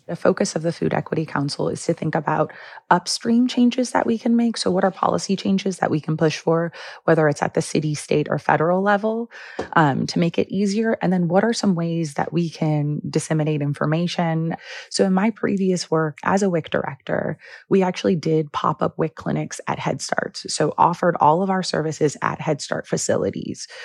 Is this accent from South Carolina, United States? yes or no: no; Los Angeles, California, United States; now in Chicago, United States; I am actually a, originally a Los Angeles native